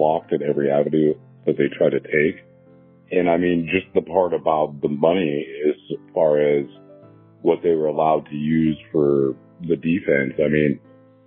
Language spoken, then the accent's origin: English; Canton, United States; We grew up in Canton